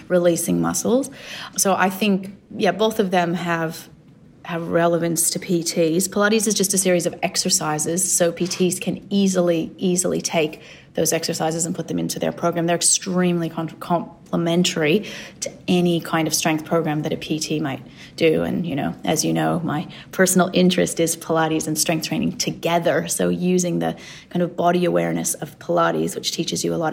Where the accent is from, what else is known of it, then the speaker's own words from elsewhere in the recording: Los Angeles, California, United States; now in Australia; I grew up in Los Angeles